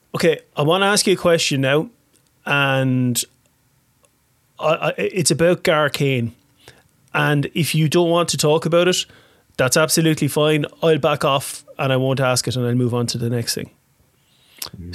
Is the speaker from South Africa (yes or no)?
no; Waterford, Munster, Ireland; I'm from Waterford.